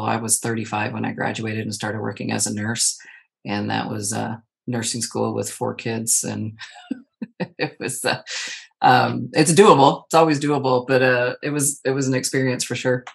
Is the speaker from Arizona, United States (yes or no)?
yes; Arizona, United States; now in Texas, United States; I live in the state of Texas. I'm originally born and raised in Arizona